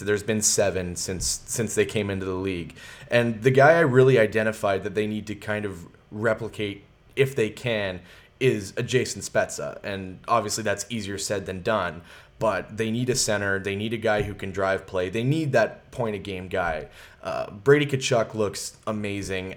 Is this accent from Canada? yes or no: yes; Sudbury, Ontario, Canada; moved away; I'm born and raised in Sudbury, so I have a, I have a lot of connections to back home